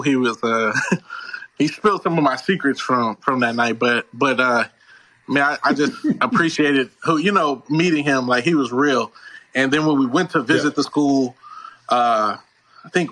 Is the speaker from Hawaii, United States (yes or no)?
no; Houston, Texas, United States; moved away as an adult; also born or lived in Missouri City, Texas / Pearland, Texas / Annapolis, Maryland; I'm from Houston, born up in Third Ward, Houston, but I moved around a lot. So I lived in Missouri City, which is, like, kind of the southern part of Houston